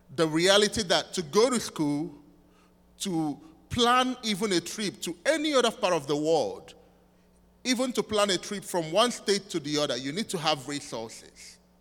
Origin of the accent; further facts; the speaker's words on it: southeastern Nigeria, Nigeria; moved away as an adult; I'm from Nigeria, which is West Africa, uh, in the southeastern part of Nigeria.